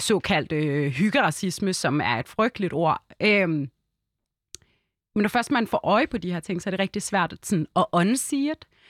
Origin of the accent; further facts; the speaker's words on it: Hellerup, Capital Region of Denmark, Denmark; also born or lived in Lebanon; jeg voksede op i Hellerup